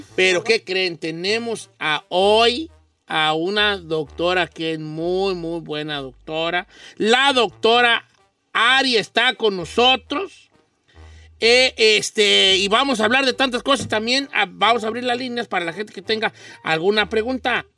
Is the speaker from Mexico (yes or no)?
yes; Mexico; now in United States; yo que vengo de México